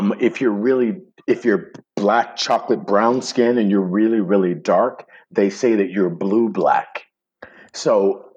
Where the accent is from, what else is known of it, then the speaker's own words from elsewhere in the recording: Chicago, Illinois, United States; moved away as an adult; now in Los Angeles, United States; me coming from the south side of Chicago